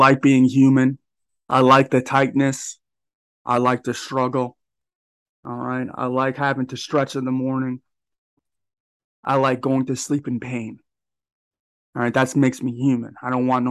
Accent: Long Island, New York, United States; I'm from Long Island, New York

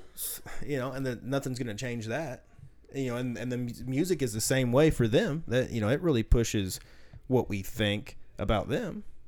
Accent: the South, United States; accent: slight southern; I've always been told I have a slight southern accent

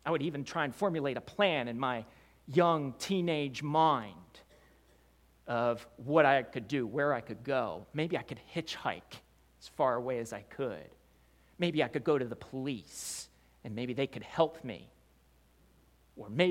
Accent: Wilmington, Delaware, United States; I grew up in Wilmington, Delaware

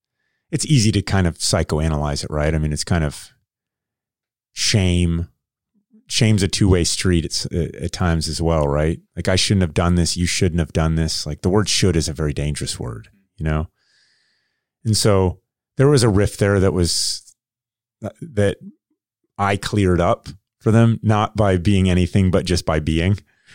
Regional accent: Kettering, Ohio, United States; born there; So I was born in Kettering, Ohio. Right. So that's Southern Ohio.

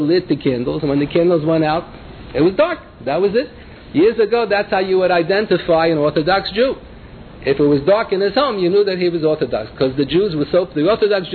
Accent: New York City, New York, United States; when I was growing up in the Bronx

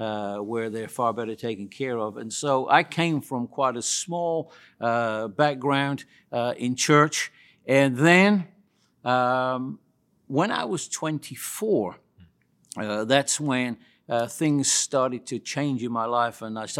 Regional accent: West Midlands, United Kingdom; I was born in the United Kingdom many, many years ago, virtually in the central part of the United Kingdom near Birmingham.

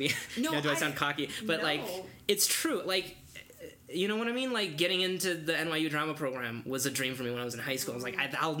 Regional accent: Northfield, Minnesota, United States; also born or lived in Beijing, China; Chinese American is interesting, because on one hand, there really were moments growing up in Northfield and going to school where I sort of forgot that I was different

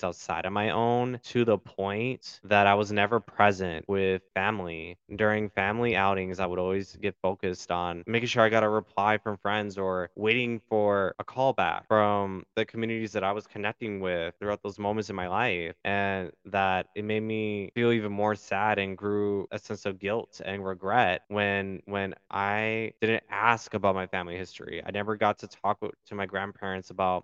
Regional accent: Milwaukee, Wisconsin, United States; also born or lived in Chicago, Illinois; I was born in Chicago, but for the majority of my life, I was raised in Milwaukee, Wisconsin

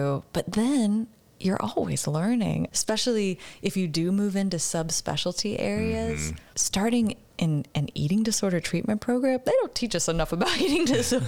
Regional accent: Oklahoma, United States; I'm from Oklahoma

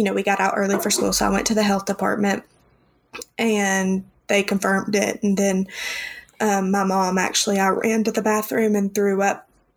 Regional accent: the Bible Belt, United States; growing up in the Bible Belt

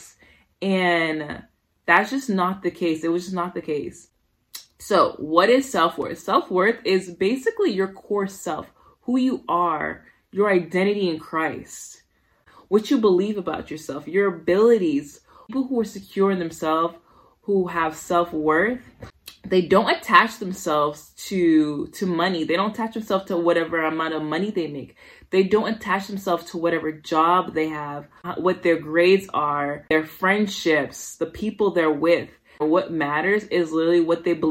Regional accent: Somerville, Massachusetts, United States; also born or lived in Brooklyn, New York / Haiti (parents); I was raised in Somerville, Massachusetts.

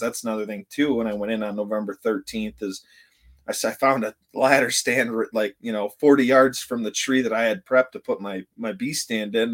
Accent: Vanderbilt, Michigan, United States; I was born and raised here in Vanderbilt, and I'm back here in Vanderbilt

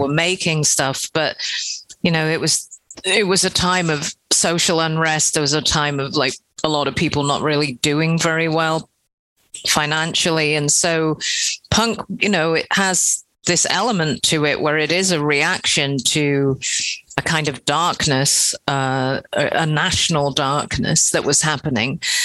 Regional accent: England, United Kingdom; we're we're from England as well, Britain

